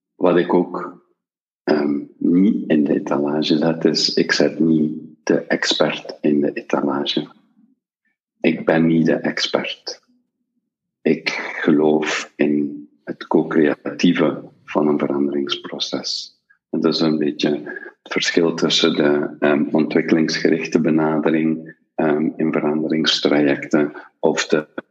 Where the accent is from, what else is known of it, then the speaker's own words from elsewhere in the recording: Belgium; wij als Belgen